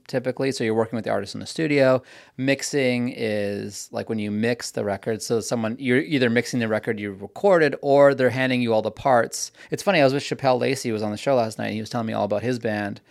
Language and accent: English; Vancouver, British Columbia, Canada; also born or lived in New York; now in Los Angeles, United States; I'm from Vancouver